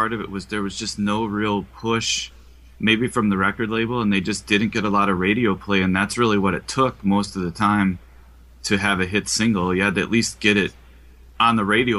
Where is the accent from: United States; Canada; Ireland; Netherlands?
United States; Midwest; now in Madison, United States; Yeah, well, growing up in the Midwest